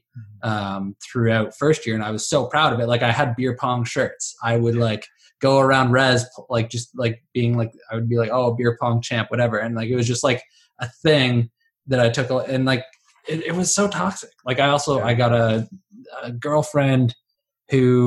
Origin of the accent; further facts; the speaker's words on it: Ottawa, Ontario, Canada; So I grew up in Ottawa. I was born in Orleans